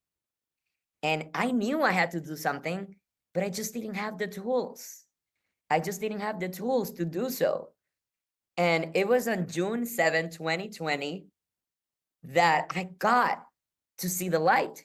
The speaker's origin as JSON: {"language": "English", "country": "Puerto Rico", "said": "I am from Puerto Rico"}